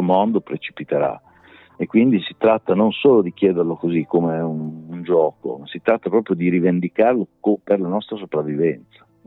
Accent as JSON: {"language": "Italian", "town": "Rimini", "region": "Emilia-Romagna", "country": "Italy", "said": "io sono riminese"}